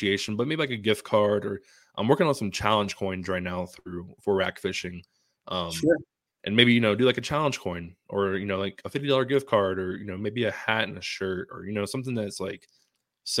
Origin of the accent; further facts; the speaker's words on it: Tampa, Florida, United States; now in Colorado, United States; my hometown, you know, of Tampa, Florida.